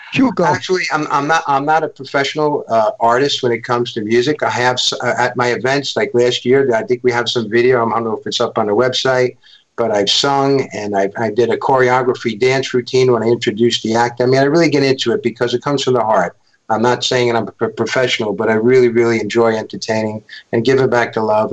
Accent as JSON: {"language": "English", "town": "New York City", "region": "New York", "country": "United States", "tie": "born or raised there", "also_born_or_lived": "Bronx", "said": "I was born in uh, in Manhattan, and I was brought up uh, my early youth in Stuyvesant Town"}